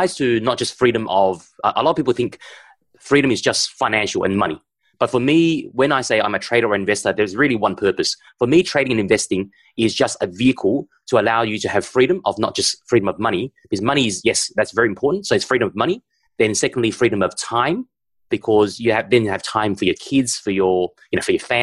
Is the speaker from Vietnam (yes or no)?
yes; Vietnam; moved away; I was born in Vietnam, but my background is Chinese because my grandfather was from China